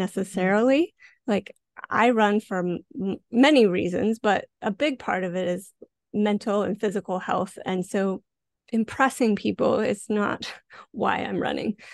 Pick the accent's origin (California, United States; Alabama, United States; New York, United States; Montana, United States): Montana, United States; moved away as an adult; now in Vancouver, Canada; I grew up in Montana, uh, very rural area